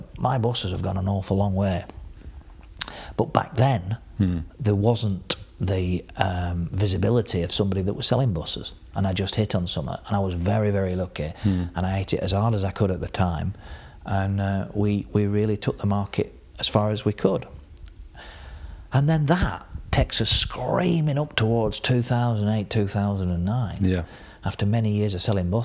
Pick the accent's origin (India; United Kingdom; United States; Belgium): United Kingdom; Burnley, North West England; where are you from? I said, Burnley